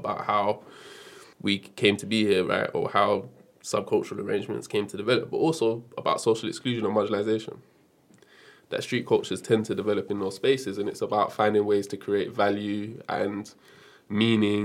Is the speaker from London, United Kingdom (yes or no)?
yes; London, United Kingdom; I grew up in Brixton in South London.